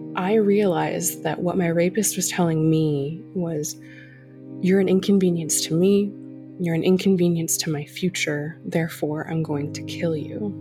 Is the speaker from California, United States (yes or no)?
yes; California, United States; I grew up in California, uh, you know, granddaughter of immigrants